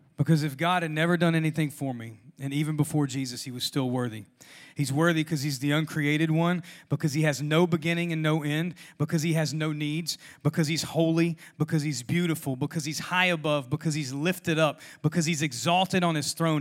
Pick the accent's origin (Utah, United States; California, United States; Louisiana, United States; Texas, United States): Louisiana, United States; now in Georgia, United States; I'm from Louisiana